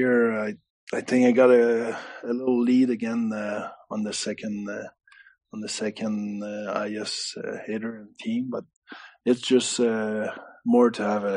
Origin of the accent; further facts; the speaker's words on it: Canada; now in Belfast, United Kingdom; I'm French Canadian